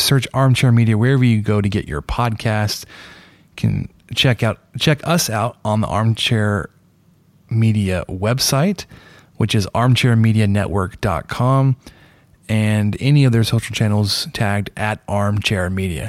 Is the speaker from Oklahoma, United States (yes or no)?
no; Dallas, Texas, United States; now in Lubbock, United States; a restaurant I grew up eating at in Dallas